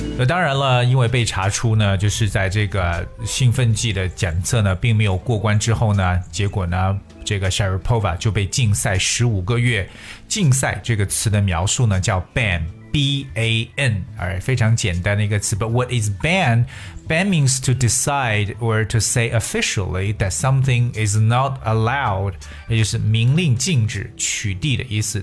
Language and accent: Chinese; China; 作为中国人来说，首先想到的一定是我们的李娜。